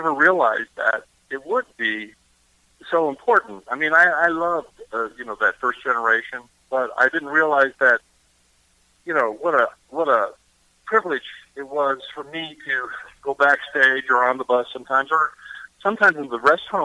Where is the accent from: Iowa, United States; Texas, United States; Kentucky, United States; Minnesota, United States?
Kentucky, United States; Eastern; I'm from Eastern Kentucky